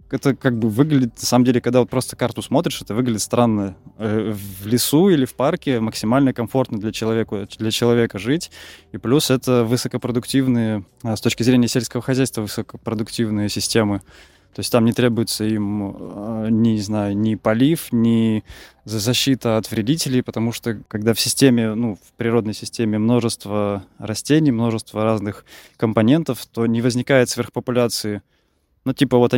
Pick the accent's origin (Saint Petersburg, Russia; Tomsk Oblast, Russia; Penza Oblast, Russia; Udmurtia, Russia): Saint Petersburg, Russia; also born or lived in Moscow / Voronezh / Cherepovets; я родом из Питера, пожил и в Питере, в Москве